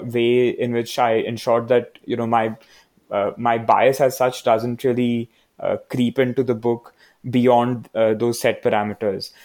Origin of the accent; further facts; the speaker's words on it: Mumbai, Maharashtra, India; now in Bangalore, India; I'm from Bombay